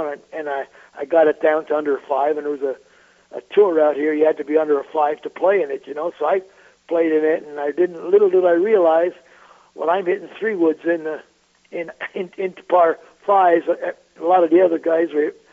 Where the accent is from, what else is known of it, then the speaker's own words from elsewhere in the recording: Montreal, Quebec, Canada; I grew up in Montreal, Canada.